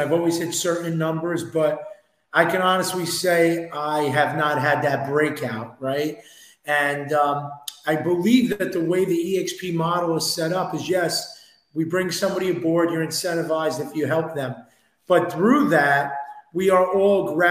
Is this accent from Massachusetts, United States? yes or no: no; New York, United States; I'm from New York. I'm from Queens, New York